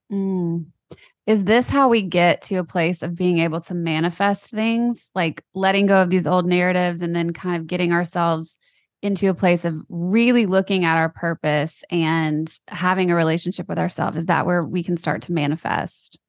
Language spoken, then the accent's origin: English; Louisiana, United States; we're both from Louisiana